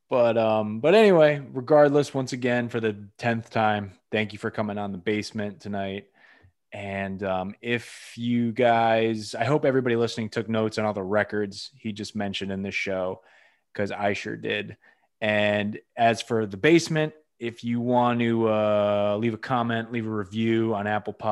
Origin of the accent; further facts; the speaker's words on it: England, United Kingdom; I'm from England